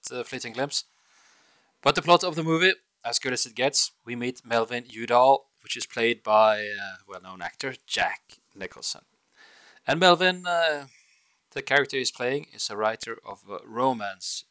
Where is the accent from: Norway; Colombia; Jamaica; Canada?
Norway; Bergen, Vestland; English is a second language; I hail from Bergen in Norway, Scandinavia.